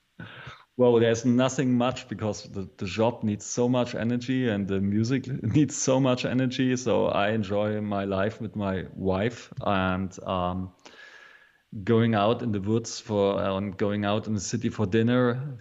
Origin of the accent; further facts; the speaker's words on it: East Berlin, Bavaria, Germany; English is a second language; I'm from East Berlin. So um, after the Second World War, uh, Germany was split in a half. So one one half of Germany was uh, the Russian side, and this was the side where I was born